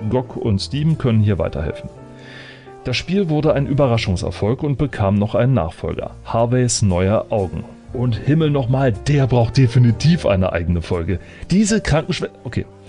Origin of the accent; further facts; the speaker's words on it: Germany; Als Deutscher